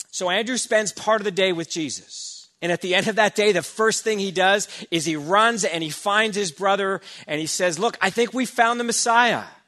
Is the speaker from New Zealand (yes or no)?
no; Burnaby, British Columbia, Canada; I grew up in Burnaby